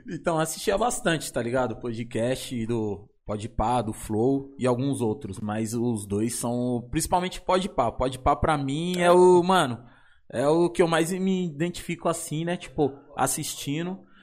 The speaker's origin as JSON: {"language": "Portuguese", "region": "São Paulo", "country": "Brazil", "tie": "born or raised there", "said": "eu sou da São Remo. Eu e o Vitinho nascido criado na São Remo"}